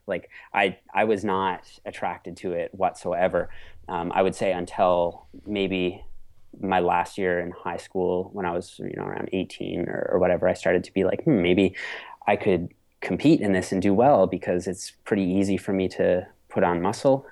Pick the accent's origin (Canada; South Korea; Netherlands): Canada; I'm a Canadian natural pro bodybuilder